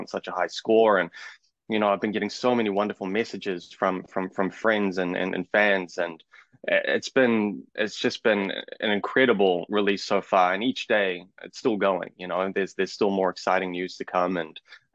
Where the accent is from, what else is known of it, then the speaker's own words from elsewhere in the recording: Auckland, New Zealand; I'm from Auckland, New Zealand